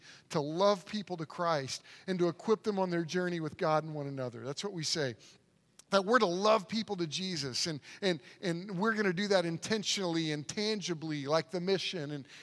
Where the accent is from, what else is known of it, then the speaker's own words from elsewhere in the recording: Oklahoma City, Oklahoma, United States; moved away; I grew up in Oklahoma City, on the south side of Oklahoma City, in kind of a rough neighborhood